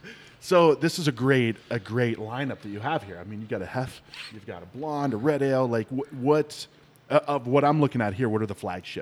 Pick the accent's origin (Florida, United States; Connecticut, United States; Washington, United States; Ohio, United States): Ohio, United States; now in Arizona, United States; I grew up in Ohio